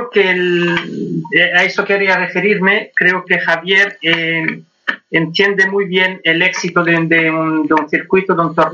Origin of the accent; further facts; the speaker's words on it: Switzerland; Gallego, gallego. Nacido y criado en Suiza, pero con mucho orgullo de La Coruña.